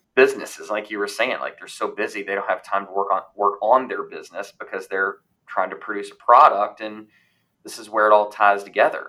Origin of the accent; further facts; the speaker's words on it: Louisville, Kentucky, United States; moved away; also born or lived in Indianapolis, Indiana / Huntsville, Alabama / Raleigh, North Carolina; where I grew up in Louisville, Kentucky